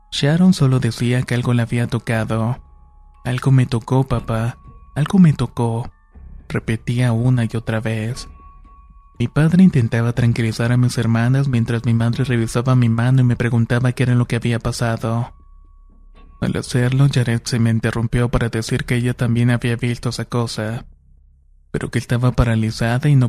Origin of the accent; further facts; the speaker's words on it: Cambay, State of Mexico, Mexico; de Cambay, Estado de México.